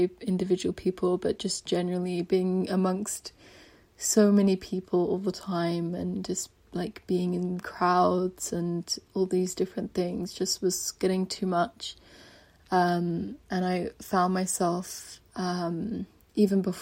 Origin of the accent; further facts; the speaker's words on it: London, United Kingdom; moved away; I grew up in London as well